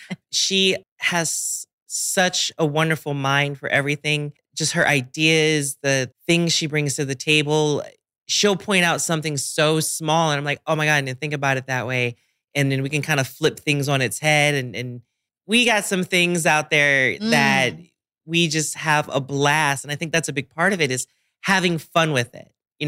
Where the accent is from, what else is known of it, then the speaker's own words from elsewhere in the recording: Washington, District of Columbia, United States; I literally was stuck in DC and I love my hometown to death, but I genuinely couldn't leave for like 2 months